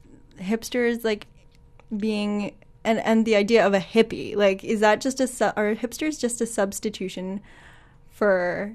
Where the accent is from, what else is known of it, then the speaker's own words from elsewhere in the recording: Toronto, Ontario, Canada; moved away; Now I am originally from Toronto.